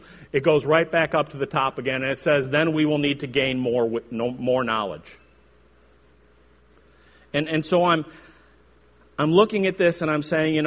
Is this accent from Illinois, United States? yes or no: yes; Chicago, Illinois, United States; I grew up in the Chicago area, hence my outrageous accent